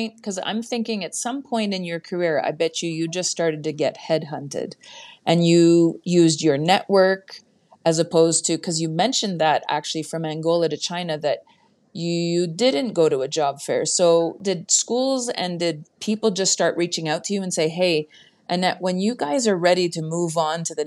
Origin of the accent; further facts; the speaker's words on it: Canada; being Canadian myself